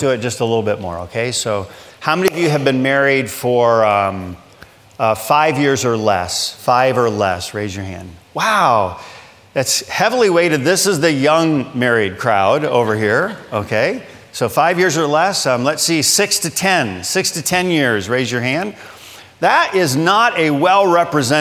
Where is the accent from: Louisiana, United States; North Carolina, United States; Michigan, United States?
Michigan, United States; moved away as an adult; now in Pensacola, United States; I grew up in Michigan